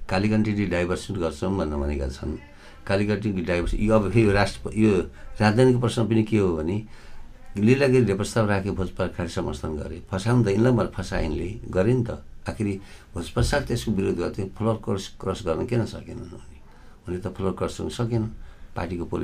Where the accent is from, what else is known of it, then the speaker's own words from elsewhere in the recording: Gulmi, Lumbini Province, Nepal; moved away; म गुल्मीको मान्छे हुँ